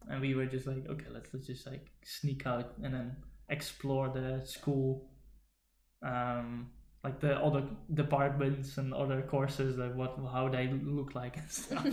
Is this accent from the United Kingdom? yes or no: no; Netherlands; English is a second language; growing up in the Netherlands